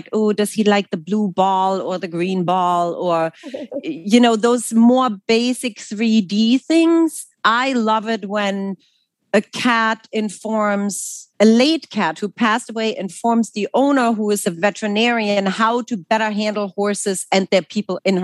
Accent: Germany; English is a second language; moved away as an adult; also born or lived in New York City; now in United States; I'm actually originally from Germany

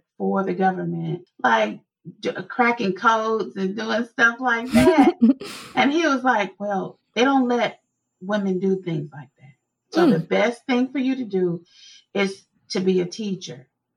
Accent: Meridian, Mississippi, United States; we call it whoopings when I'm from Meridian, Mississippi

